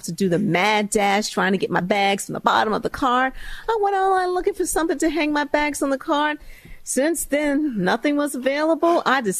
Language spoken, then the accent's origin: English; Chicago, Illinois, United States; It was fun. I grew up on the south side of Chicago, went to public schools where we learned grit.